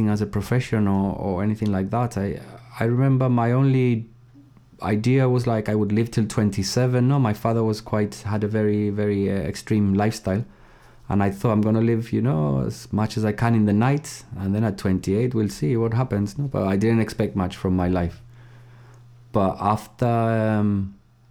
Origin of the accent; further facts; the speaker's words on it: Gibraltar; moved away as an adult; also born or lived in Hull, United Kingdom; I was born in Gibraltar and I lived there till I was 18.